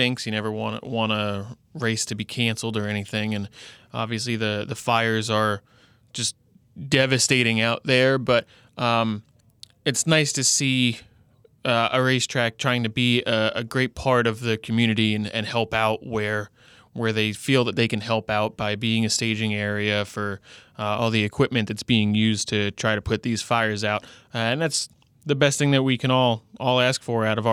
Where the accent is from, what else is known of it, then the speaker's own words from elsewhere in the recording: Long Island, New York, United States; I'm from Long Island